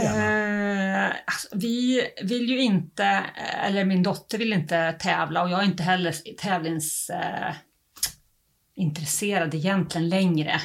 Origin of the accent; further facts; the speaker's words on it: Uppsala, Uppsala County, Sweden; now in Halmstad, Sweden; Jag kommer egentligen inte från Halland och det hörs nog, jag kommer från Uppsala